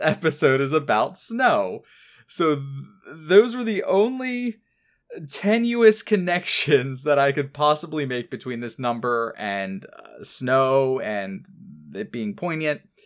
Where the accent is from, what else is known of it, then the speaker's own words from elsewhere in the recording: New Jersey, United States; I and Ken as well, uh, pretty much spent most of my life growing up in New Jersey